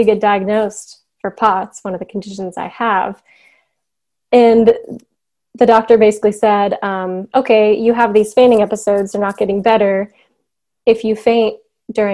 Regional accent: Chicago, Illinois, United States; now in Missouri, United States; I'm originally from the Chicago area, but I live in Missouri currently with my husband

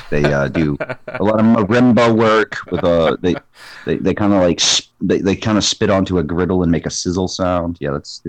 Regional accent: Norwood, Massachusetts, United States; born or raised there

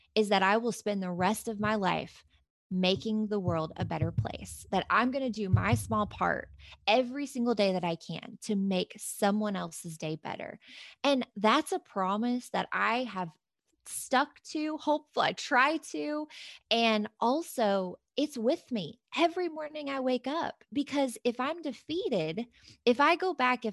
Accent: Kentucky, United States; I'm from Kentucky. I mean, we are like huggers and bless your hearts and all that stuff, right? But this same Kentucky bless your heart girl

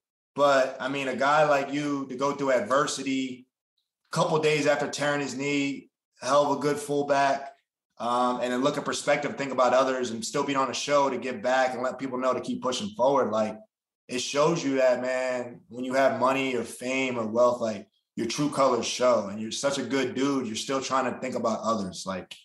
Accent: New Jersey, United States; I grew up in New Jersey. I'm playing for the Giants right now. I'm back home.

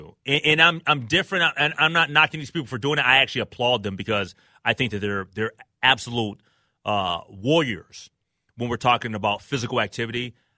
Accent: Minnesota, United States; I am proud to be a Minnesotan

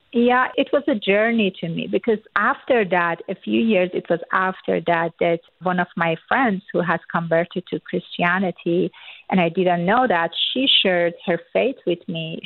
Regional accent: Iran; born or raised there; first language Persian; English is a second language; moved away

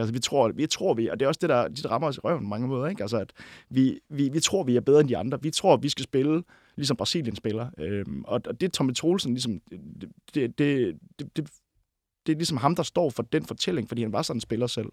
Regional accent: near Vejle, Southern Denmark, Denmark; now in Copenhagen, Denmark; 11-12 km fra mit barndomshjem øh, oppe i Nørreskoven

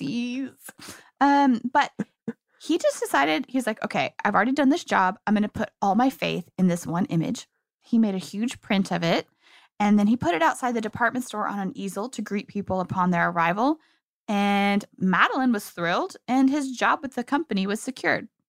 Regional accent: Kansas, United States; I grew up in Kansas myself.

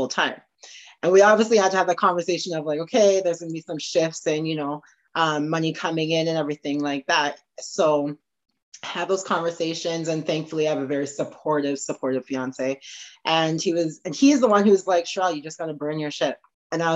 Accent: Morinville, Alberta, Canada; also born or lived in Trinidad; now in Edmonton, Canada; growing up in Morinville, is where I'm originally from

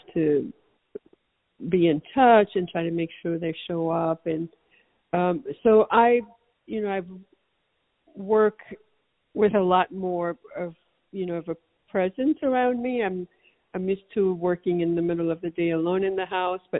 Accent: Haiti; now in United States; I can only speak to the Haitian or Haitian American experience, which I've observed most closely

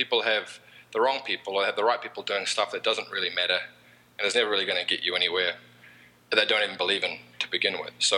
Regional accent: New Zealand; accent: Kiwi; moved away as an adult; now in United States; I'm from New Zealand

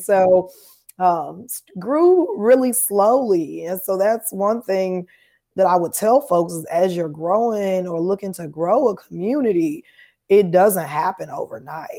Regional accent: Chicago, Illinois, United States; moved away as an adult; now in Nashville, United States; I'm from Chicago originally, so I'm a Chicago native li-, now living here in Nashville

